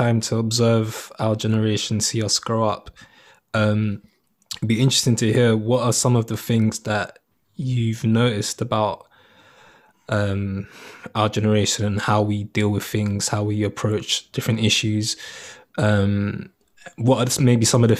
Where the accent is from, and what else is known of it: London, United Kingdom; born or raised there